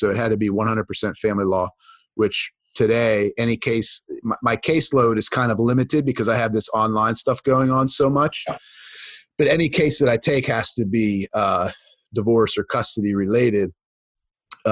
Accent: just east of Pittsburgh, Pennsylvania, United States; I grew up in Pennsylvania, just east of Pittsburgh, Pennsylvania. I still live there for the most part.

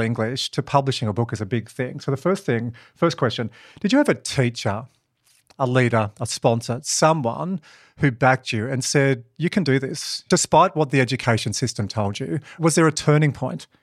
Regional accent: Dubbo, New South Wales, Australia; I'm from Dubbo, or I finished school in Dubbo

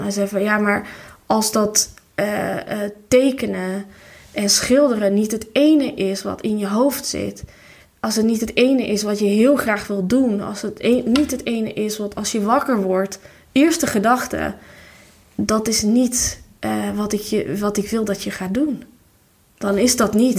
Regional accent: Tirana, Tirana County, Albania; Dutch is a second language; moved away as an adult; now in Netherlands; toen ik nog in Tirana woonde

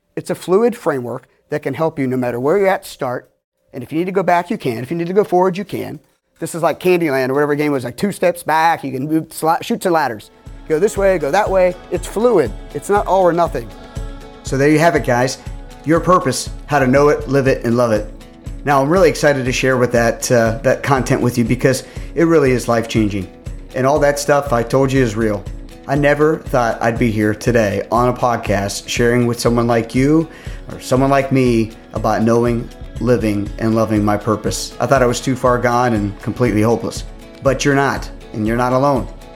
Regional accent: Pittsburgh, Pennsylvania, United States; I'm from Pittsburgh

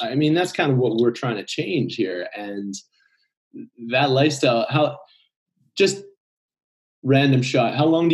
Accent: Calgary, Alberta, Canada; moved away; my hometown in Calgary

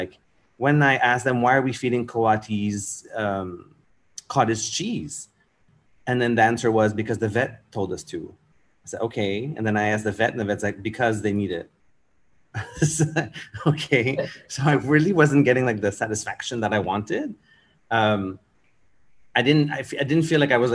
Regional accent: Montreal, Quebec, Canada; moved away as an adult; also born or lived in Europe; now in Singapore; I'm from Montreal in Canada

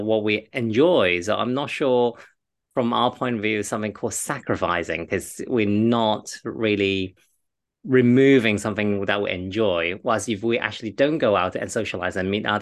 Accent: China; I'm Chinese, I am from the Eastern part of the world

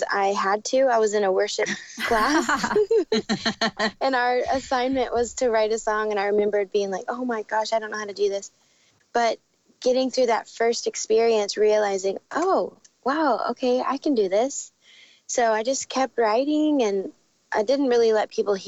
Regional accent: Dallas, Texas, United States; moved away as an adult; also born or lived in Arizona; now in Nashville, United States; I grew up in Dallas

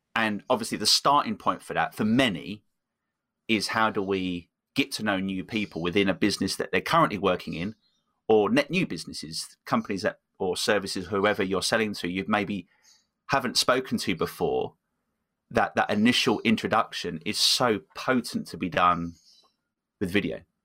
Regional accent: England, United Kingdom; moved away; also born or lived in Copenhagen; I'm originally from from England

